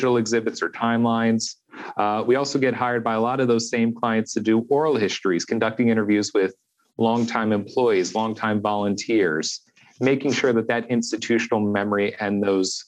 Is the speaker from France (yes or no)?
no; just outside of Philadelphia, Pennsylvania, United States; I'm originally from just outside of Philadelphia, Pennsylvania. So I grew up surrounded by history.